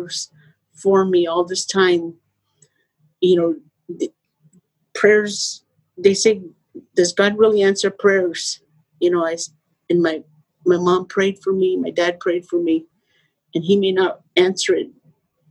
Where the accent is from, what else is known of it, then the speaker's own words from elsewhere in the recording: Arizona, United States; moved away as an adult; also born or lived in Phoenix, Arizona; now in San Diego, United States; I was born and raised in Arizona, and I never moved out.